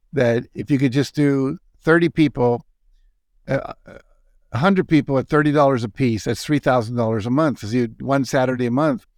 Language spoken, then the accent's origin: English; Wheeling, West Virginia, United States; moved away; I was a typical kind of lower middle class kid growing up in Wheeling, West Virginia.